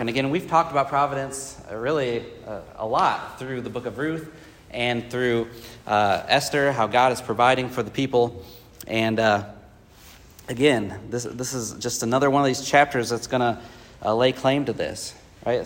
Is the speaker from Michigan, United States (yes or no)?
yes; Michigan, United States; now in Columbia, United States; growing up in Michigan